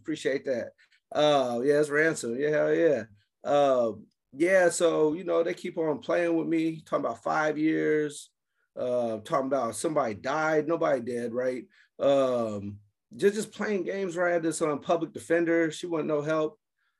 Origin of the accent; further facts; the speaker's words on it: San Francisco, California, United States; also born or lived in Oakland; I grew up in, I'm from California, right? Grew up in the Bay Area, San Francisco, a little bit of Oakland, the Filmo district.